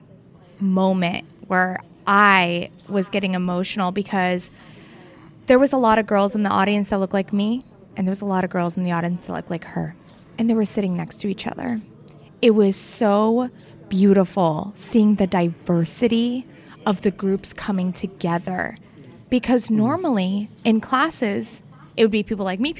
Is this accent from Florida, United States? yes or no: yes; Fort Lauderdale, Florida, United States; I'm from Fort Lauderdale